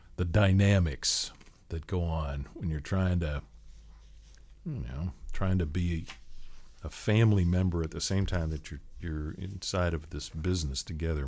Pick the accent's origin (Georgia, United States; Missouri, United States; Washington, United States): Washington, United States; Seattle; now in Tallahassee, United States; I grew up on the West Coast, Seattle area